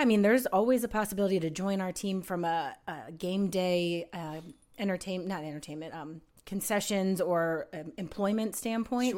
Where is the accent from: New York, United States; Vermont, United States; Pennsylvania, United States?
Pennsylvania, United States; Allentown; moved away as an adult; now in Huntsville, United States; my hometown in Allentown, Pennsylvania